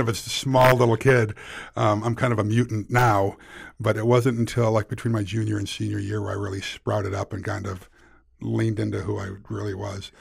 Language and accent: English; Weston's Mills, New York, United States; I grew up in a real small town in rural Western New York